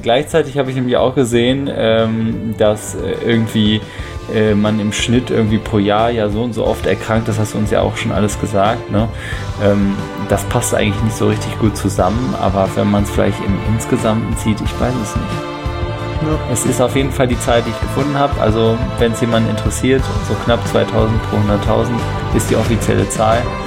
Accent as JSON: {"language": "German", "country": "Netherlands", "moved": "yes", "said": "aus meinem Heimatland sozusagen, nämlich aus den Niederlande"}